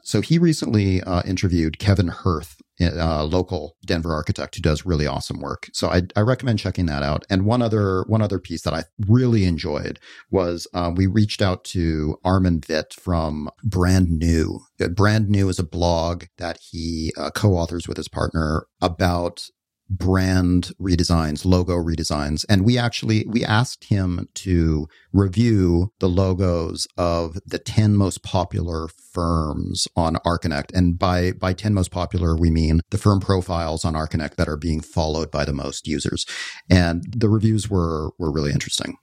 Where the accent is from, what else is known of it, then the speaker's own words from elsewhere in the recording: Canada; moved away as an adult; I left Canada when I was nineteen